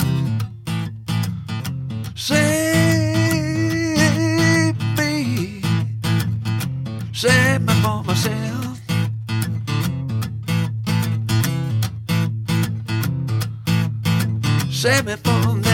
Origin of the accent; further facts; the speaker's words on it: upstate New York, United States; also born or lived in Bay Area, California / Stockton / Sacramento / Auburn; now in Reno, United States; I'm originally from upstate New York. Born and raised there, about 80 miles south of Buffalo. But I moved to the Bay Area in 1969 with my folks